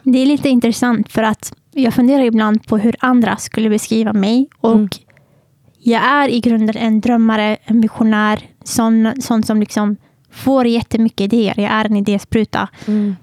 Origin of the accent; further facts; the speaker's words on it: Södertälje, Stockholm County, Sweden; född och uppvuxen i Södertälje